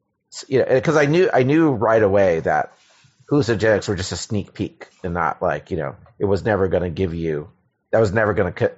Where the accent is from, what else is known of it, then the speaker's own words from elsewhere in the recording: Silver Spring, Maryland, United States; Maryland, mostly. Yeah.